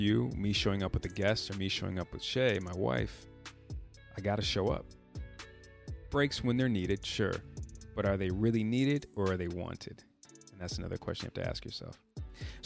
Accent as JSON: {"language": "English", "town": "Chicago", "region": "Illinois", "country": "United States", "tie": "born or raised there", "said": "I'm from Chicago, born and raised, proud Chicagoan."}